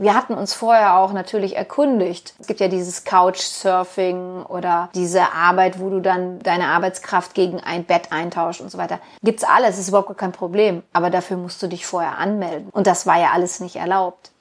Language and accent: German; Germany; wir sind Deutsche